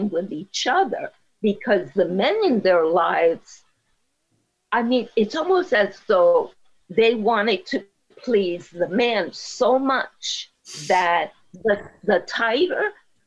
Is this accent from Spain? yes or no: no; Puerto Rico; I speak Spanish from Puerto Rico. I'm from Puerto Rico